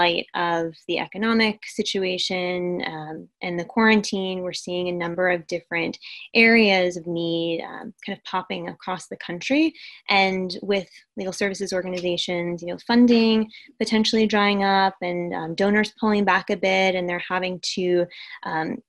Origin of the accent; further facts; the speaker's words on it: United States; I'm American, I speak English